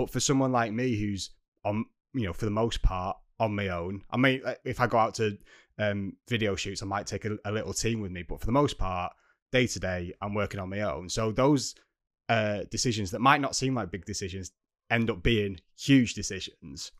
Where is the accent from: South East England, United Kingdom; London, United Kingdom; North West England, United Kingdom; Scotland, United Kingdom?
North West England, United Kingdom; accent: northern; We're both northern accents